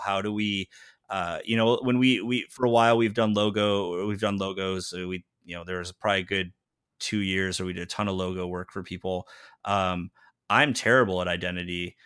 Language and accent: English; Southern California, United States; moved away as an adult; also born or lived in Greenville, Illinois / Chicago; now in Austin, United States; I grew up in Southern California